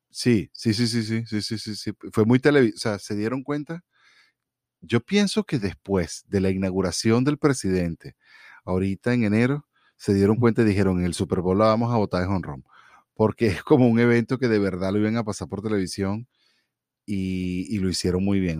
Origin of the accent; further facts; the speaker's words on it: Venezuela; moved away as an adult; now in United States; cuando yo me fui de Venezuela